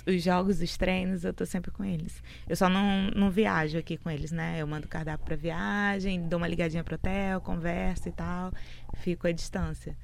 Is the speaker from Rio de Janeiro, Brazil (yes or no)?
yes; Niterói, Rio de Janeiro, Brazil; now in Fortaleza, Brazil; A gente é de Niterói, né? Minha mãe, na verdade, minha mãe nasceu em Fortaleza, foi para Niterói com seis anos, foi pro Rio para lá, novinha, né? E a gente nasceu lá